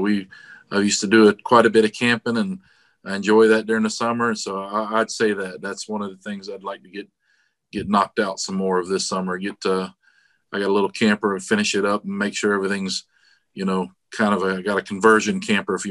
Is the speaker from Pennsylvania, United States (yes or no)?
no; Daytona Beach, Florida, United States; also born or lived in Palm Coast, Florida; I was born in Daytona Beach, Florida. So born and raised in Florida